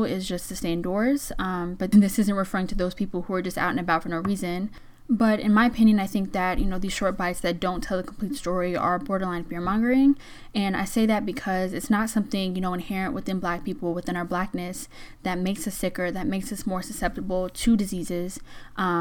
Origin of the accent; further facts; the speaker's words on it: Georgia, United States; my home state of Georgia